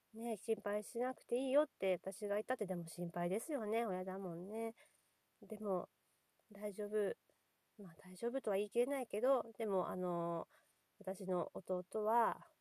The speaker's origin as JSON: {"language": "Japanese", "region": "Nagasaki", "country": "Japan", "tie": "born or raised there", "said": "私、 長崎が出身で、漁師町"}